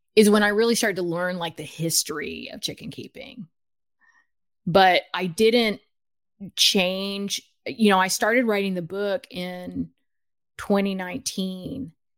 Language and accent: English; United States; also born or lived in Los Angeles / Guatemala (ancestry); now in Bellingham, United States; I was born in the United States.